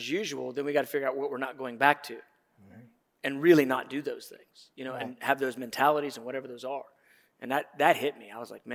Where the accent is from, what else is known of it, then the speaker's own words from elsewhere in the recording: Atlanta, Georgia, United States; I grew up in Atlanta